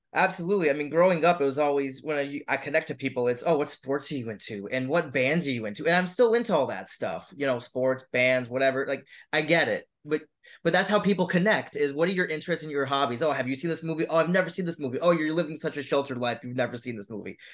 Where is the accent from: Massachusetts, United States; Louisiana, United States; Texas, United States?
Massachusetts, United States; Boston; I'm from Boston. I, I you know I I love here and I, and I want to stay here and I work here